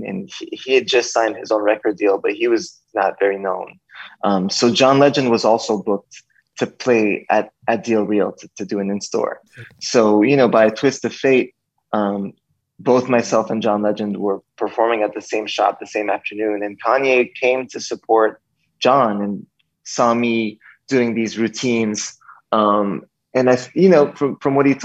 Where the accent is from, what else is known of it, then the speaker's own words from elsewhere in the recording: Montreal, Quebec, Canada; I grew up in Montreal, Canada